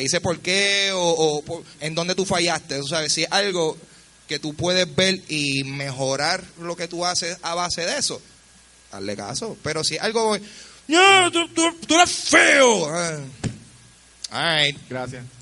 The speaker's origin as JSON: {"language": "Spanish", "town": "Carolina", "country": "Puerto Rico", "said": "Eh, yo soy de Carolina, yo te encuentro, papi."}